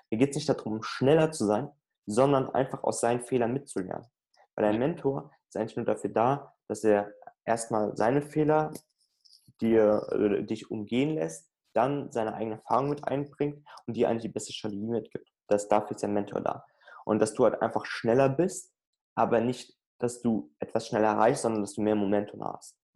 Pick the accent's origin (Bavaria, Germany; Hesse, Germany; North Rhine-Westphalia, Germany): Hesse, Germany; Frankfurt; da kann ich nicht, also ich komme aus Frankfurt, da kann ich jetzt nicht jeden Tag mal so drei Stunden rüberfahren